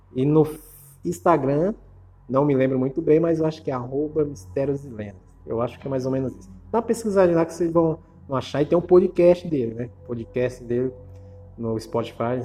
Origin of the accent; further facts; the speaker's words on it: Ceará, Brazil; Eu sou cearense, nordestino